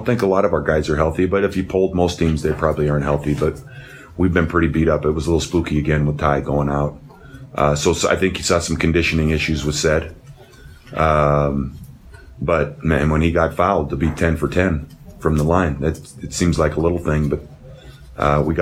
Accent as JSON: {"language": "English", "town": "Shelby", "region": "Montana", "country": "United States", "tie": "born or raised there", "moved": "yes", "said": "growing up in Shelby, Montana"}